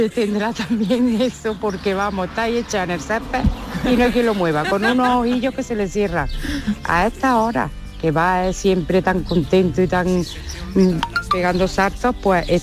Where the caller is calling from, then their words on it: Málaga, Andalusia, Spain; Maite, David y compañía.